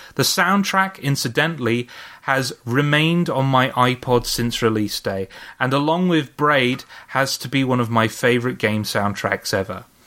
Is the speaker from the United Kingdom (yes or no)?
yes; United Kingdom; I am British